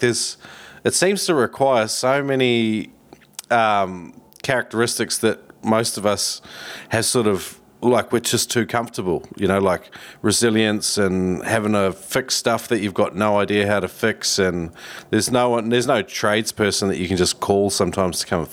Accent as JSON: {"language": "English", "country": "New Zealand", "moved": "yes", "lives_now": "Queensland, Australia", "said": "I'm originally from New Zealand, but I live in Queensland now."}